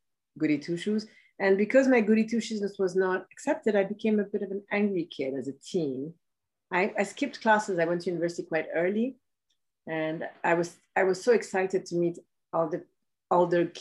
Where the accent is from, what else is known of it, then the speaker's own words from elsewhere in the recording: Ethiopia; I was born in Ethiopia